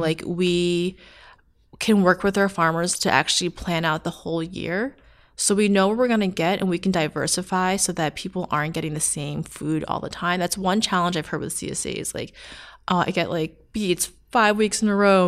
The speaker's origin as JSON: {"language": "English", "area": "Long Island", "region": "New York", "country": "United States", "said": "I'm from Long Island"}